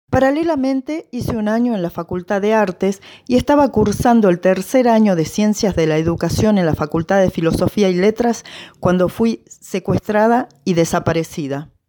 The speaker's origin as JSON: {"language": "Spanish", "town": "San Miguel de Tucumán", "region": "Tucumán", "country": "Argentina", "tie": "born or raised there", "said": "Nací en San Miguel de Tucumán el 29 de julio de 1950. Hice mi primaria en la escuela Rivadavia como mi madre y mi hermana."}